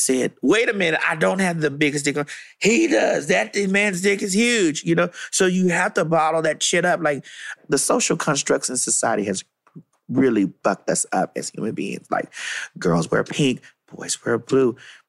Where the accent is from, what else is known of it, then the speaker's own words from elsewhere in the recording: Miami, Florida, United States; I'm from Miami